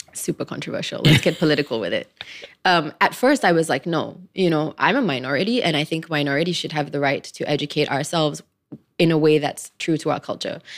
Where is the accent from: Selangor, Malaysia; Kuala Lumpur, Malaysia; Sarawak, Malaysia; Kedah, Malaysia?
Selangor, Malaysia; Klang; I come from Klang